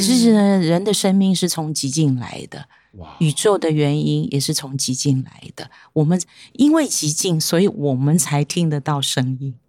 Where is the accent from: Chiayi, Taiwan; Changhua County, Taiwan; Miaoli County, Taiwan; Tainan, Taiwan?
Miaoli County, Taiwan; moved away as an adult; now in Xindian, Taiwan; 我是苗栗的客家人，可是呢，在三十年前，我已经落脚在新店了